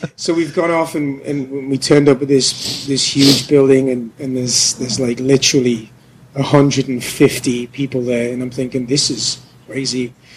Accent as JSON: {"language": "English", "country": "United Kingdom", "moved": "as an adult", "lives_now": "Korea", "said": "I'm I'm British."}